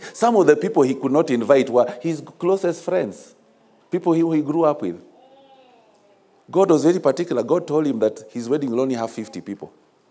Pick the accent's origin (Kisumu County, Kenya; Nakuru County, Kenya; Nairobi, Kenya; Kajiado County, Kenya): Kisumu County, Kenya; Kisumu; I grew up in Kisumu